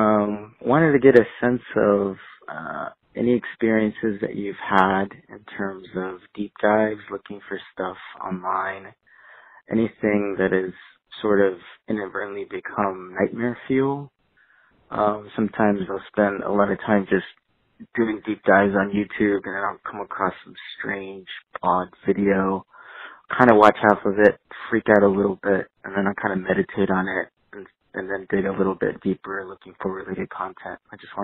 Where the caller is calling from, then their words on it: Los Angeles, California, United States; I'm talking from Los Angeles.